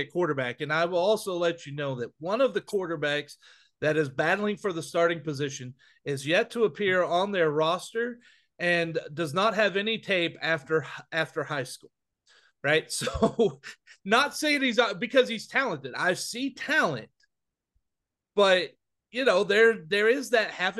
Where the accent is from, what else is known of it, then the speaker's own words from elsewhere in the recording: Wichita Falls, Texas, United States; my hometown of Wichita Falls